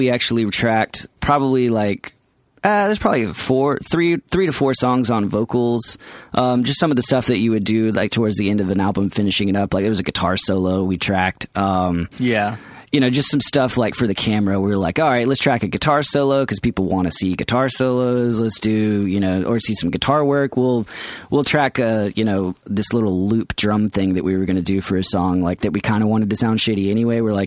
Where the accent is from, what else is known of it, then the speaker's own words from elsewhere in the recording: Atlanta, Georgia, United States; we're from Atlanta